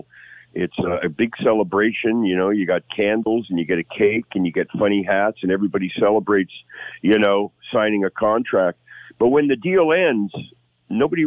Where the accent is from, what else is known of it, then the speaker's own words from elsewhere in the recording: Hamilton, Ontario, Canada; I'm from Hamilton.